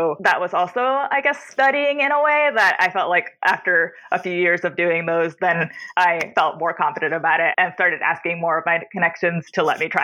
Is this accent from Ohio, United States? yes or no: no; Houston, Texas, United States; also born or lived in New York City; now in Chicago, United States; I grew up in Houston. Then I lived in New York for a very long time.